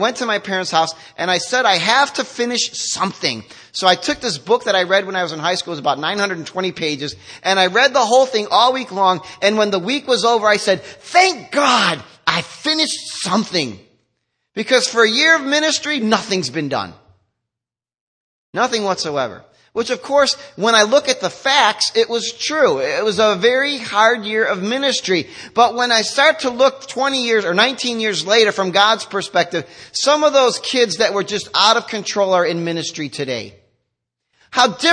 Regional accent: United States; we're so American too.

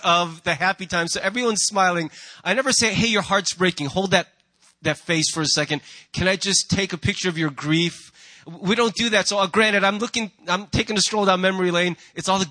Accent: United States; as an American

